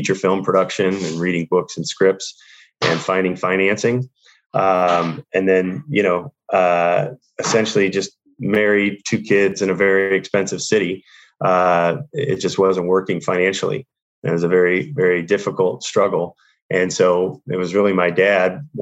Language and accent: English; St. Louis, Missouri, United States; moved away as an adult; now in Los Angeles, United States; I was born and raised in St. Louis. So I'm Midwest, St. Louis, Missouri. And then I moved out to LA, at 23